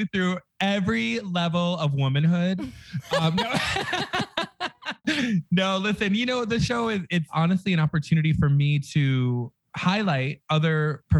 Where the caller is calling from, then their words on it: Las Vegas, Nevada, United States; I'm coming to you from the loss of the Vegas.